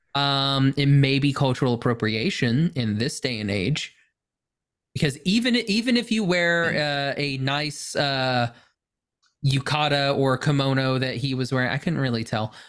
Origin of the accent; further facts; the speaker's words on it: Oklahoma, United States; I'm from Oklahoma